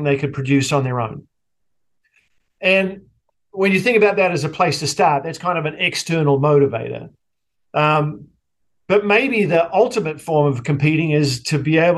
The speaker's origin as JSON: {"language": "English", "country": "New Zealand", "tie": "born or raised there", "moved": "as an adult", "lives_now": "United States", "said": "my socialization growing up in New Zealand"}